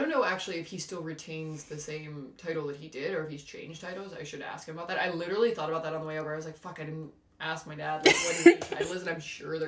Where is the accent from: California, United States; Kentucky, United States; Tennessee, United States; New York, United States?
Tennessee, United States; Nashville; moved away; also born or lived in Cleveland, Ohio; I was born in Cleveland, but I moved to Nashville when I was like three